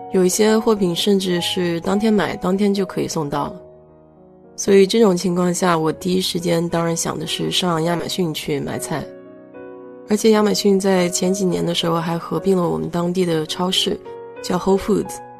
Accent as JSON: {"language": "Chinese", "country": "China", "moved": "yes", "lives_now": "United States", "said": "我们中国人"}